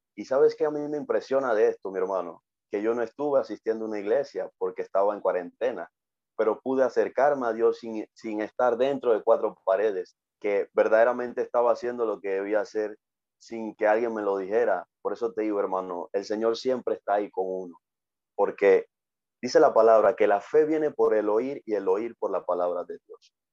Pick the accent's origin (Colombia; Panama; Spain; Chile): Panama; tengo 26 años y pues soy de Panamá